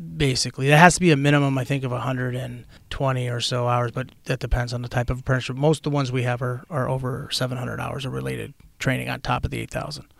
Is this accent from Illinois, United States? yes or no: yes; Chicago, Illinois, United States; moved away; I'm originally, uh, born and raised in Chicago, Illinois